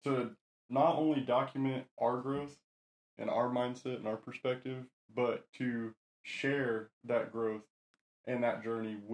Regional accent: Oklahoma, United States; I'm 23. I'm from Oklahoma

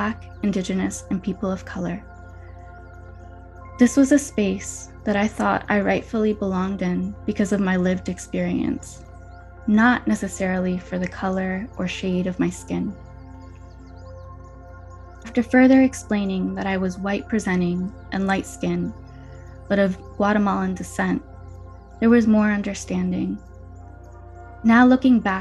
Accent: New Jersey, United States; I appreciated my multicultural upbringing and the way the Spanish language opened my world beyond New Jersey

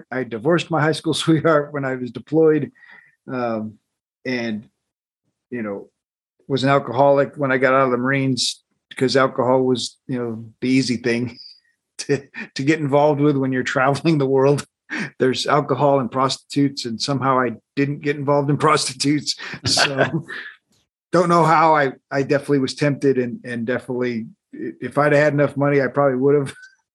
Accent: Colorado, United States; I grew up in Colorado

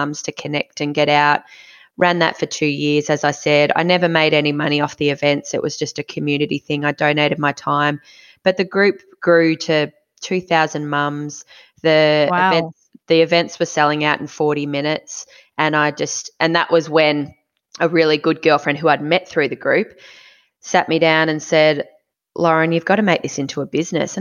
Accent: Mornington Peninsula, Victoria, Australia; also born or lived in Inner West Melbourne; now in Melbourne, Australia; I grew up on the Mornington Peninsula

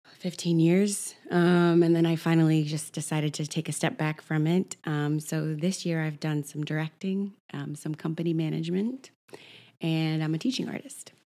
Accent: Oklahoma City, Oklahoma, United States; born or raised there; now in New York, United States

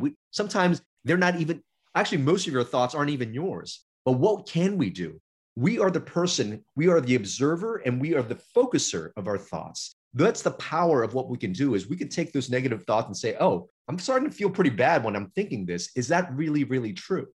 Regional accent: Los Angeles, California, United States; We were in Chinatown, LA, when I first moved here, which was a, a, a city and region of immigrants. But I got bused to uh, more affluent area for school

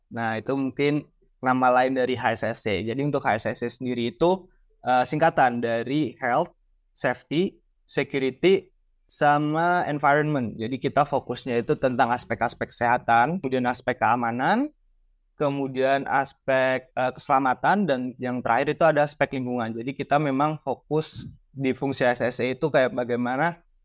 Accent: Surakarta, Central Java, Indonesia; moved away; saya asalnya dari Solo, jadi saya ikut uh, paguyuban dari Solo

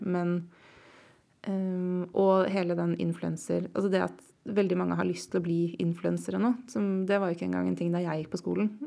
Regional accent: Oslo, Norway; Kjelsås, der jeg vokste opp i nord i Oslo

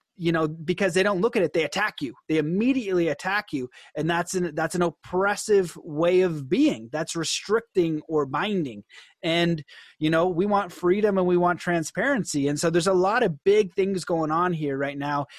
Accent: Canada; as a Canadian

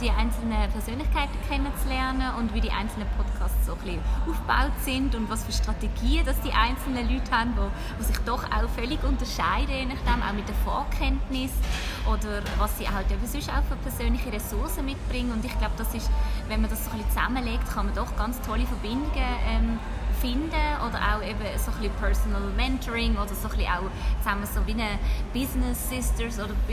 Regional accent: Basel, Basel-Stadt, Switzerland; ich bin 32, ich komme aus Basel

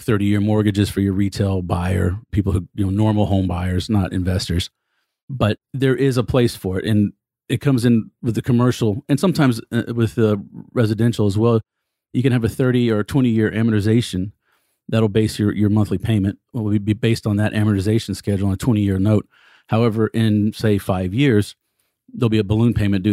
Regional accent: Texas, United States; I'm a Texan

